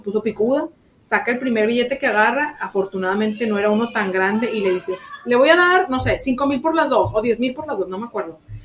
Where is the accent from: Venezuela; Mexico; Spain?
Mexico; México, somos, somos de México. Mexicanas, mexicanas, gente buena